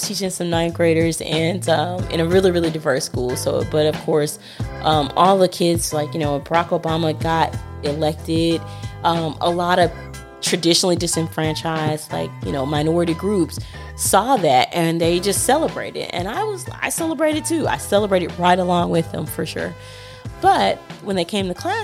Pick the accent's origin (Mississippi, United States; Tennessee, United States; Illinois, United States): Tennessee, United States; Memphis; I'm from South Memphis